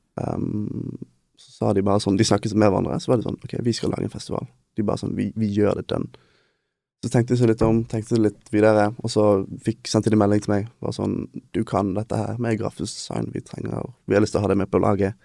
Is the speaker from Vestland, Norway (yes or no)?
yes; Bergen, Vestland, Norway; also born or lived in Denmark; dette her er der vi er fra